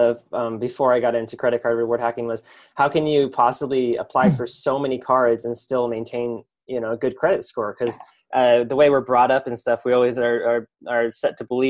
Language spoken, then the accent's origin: English; Pacific Northwest, United States; I grew up in the Pacific Northwest, backpacking a lot, staying at the mountains and stuff like that.